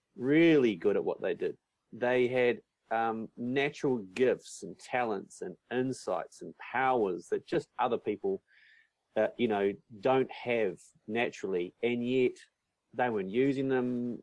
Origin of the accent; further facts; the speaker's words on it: North Island of New Zealand, New Zealand; moved away; also born or lived in Christchurch, New Zealand / South Island, New Zealand; I moved from Christchurch up to the North Island of New Zealand, where I'm originally mm. from